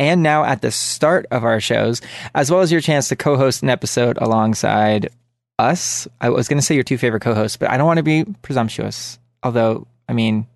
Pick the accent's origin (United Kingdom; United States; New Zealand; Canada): Canada; I'm the Canadian half of the show